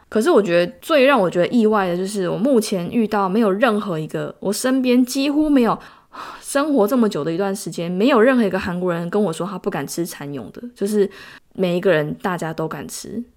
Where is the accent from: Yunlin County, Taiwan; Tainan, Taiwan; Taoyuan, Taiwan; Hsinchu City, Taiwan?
Tainan, Taiwan; moved away as an adult; now in South Korea; 因为我是台南人